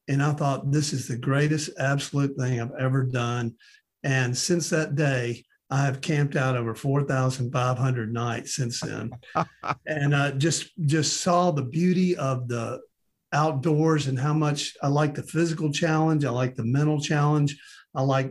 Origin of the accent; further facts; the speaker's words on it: Memphis, Tennessee, United States; also born or lived in Knoxville, Tennessee / Johnson City, Tennessee; growing up in Memphis, Tennessee, I never camped out one day in my life